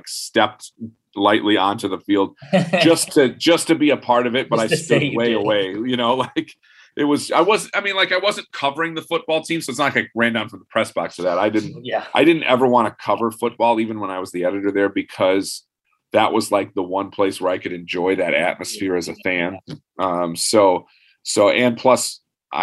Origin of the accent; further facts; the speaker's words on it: Ann Arbor, Michigan, United States; I grew up in Ann Arbor